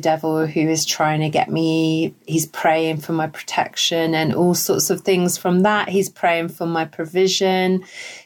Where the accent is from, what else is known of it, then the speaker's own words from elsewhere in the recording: United Kingdom; We're so British